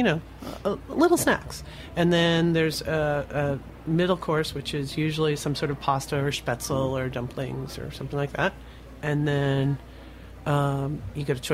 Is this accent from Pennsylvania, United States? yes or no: yes; Pennsylvania, United States; moved away as an adult; also born or lived in Baltimore / Washington, D.C.; now in New York, United States